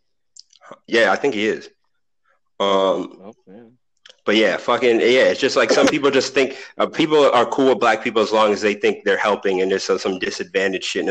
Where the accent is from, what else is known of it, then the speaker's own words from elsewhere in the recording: Boston, Massachusetts, United States; I'm from Boston